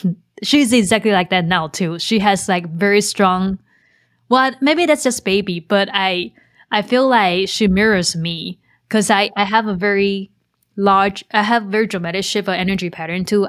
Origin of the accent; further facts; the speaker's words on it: Taiwan; moved away; I grew up in Taiwan and it's a country where, so we, we have a culture that we believe in karma